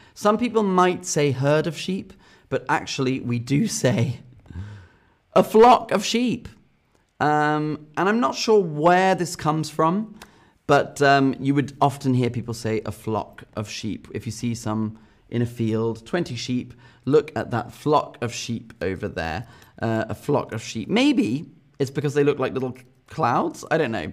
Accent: England, United Kingdom; as an English person

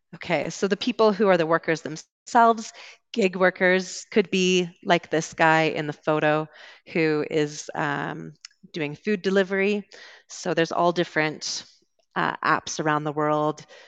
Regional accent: Vancouver, British Columbia, Canada; I'm from Vancouver

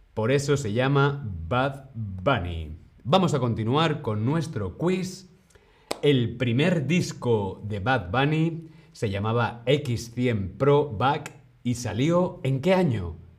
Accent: Madrid, Community of Madrid, Spain; yo soy de Madrid, pero tengo raíces de Segovia.

